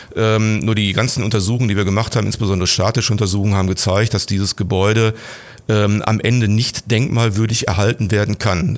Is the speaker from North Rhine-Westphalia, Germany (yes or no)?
yes; Gladbeck, North Rhine-Westphalia, Germany; moved away as an adult; also born or lived in Bottrop / Gelsenkirchen; now in Essen, Germany; meine Heimatstadt ist wie gesagt Gladbeck. Da habe ich die ersten 25 Jahre in Abhängigkeit gelebt, nämlich in meinem Elternhaus.